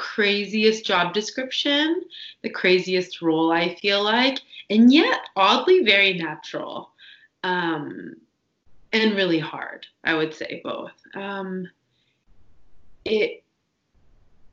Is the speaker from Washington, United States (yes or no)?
yes; Washington, United States; I'm from Washington State